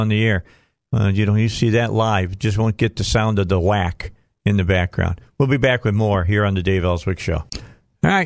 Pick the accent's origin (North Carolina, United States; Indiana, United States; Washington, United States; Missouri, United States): Indiana, United States; Northwest; also born or lived in Kentucky; I grew up in Northwest Indiana. I'm a Hoosier.